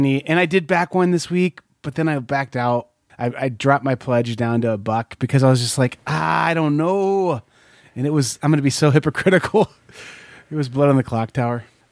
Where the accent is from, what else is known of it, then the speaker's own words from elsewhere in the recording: Corn Belt, United States; moved away; I grew up here in the Corn Belt, but I live here in the Bible Belt still.